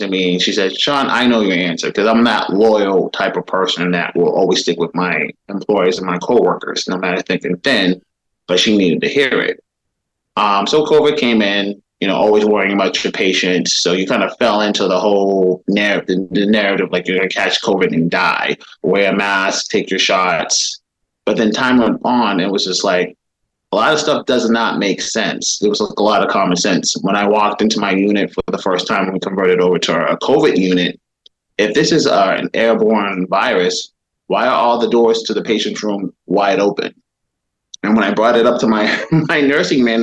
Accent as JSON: {"language": "English", "town": "Boston", "region": "Massachusetts", "country": "United States", "tie": "born or raised there", "said": "Born and raised in Boston"}